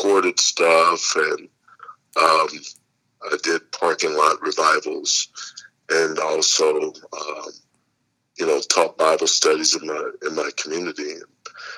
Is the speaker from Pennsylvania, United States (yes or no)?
no; Indianapolis, Indiana, United States; I'm from Indianapolis, Indiana. Born and raised there. I've been there all my life